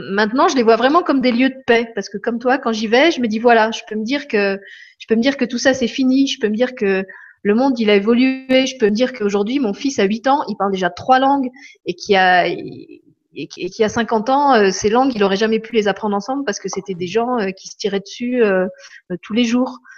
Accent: Paris, Île-de-France, France; Moi, mon enfance à Paris est entièrement associée au gris.

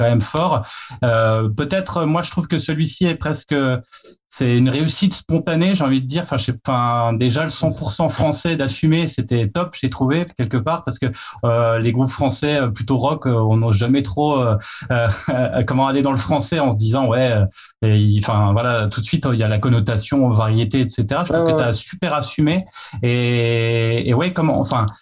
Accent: Nancy, Grand Est, France; on vient de Nancy, donc de Lorraine

